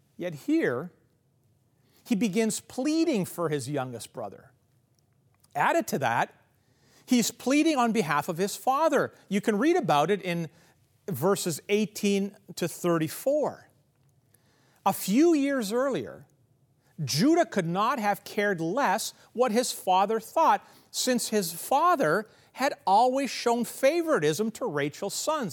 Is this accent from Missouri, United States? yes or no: yes; Kansas City, Missouri, United States; where I grew up in Kansas City